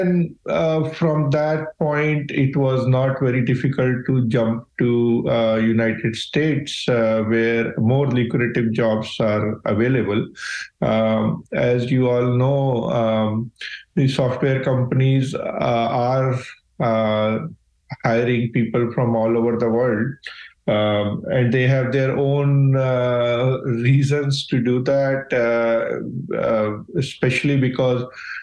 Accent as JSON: {"language": "English", "country": "India", "tie": "born or raised there", "moved": "as an adult", "said": "I grew up in India"}